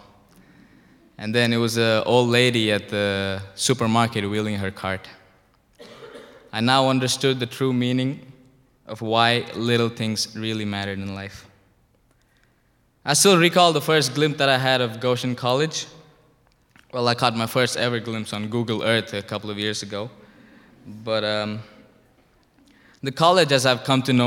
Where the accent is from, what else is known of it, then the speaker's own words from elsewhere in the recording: India; moved away as an adult; now in United States; I'm from India.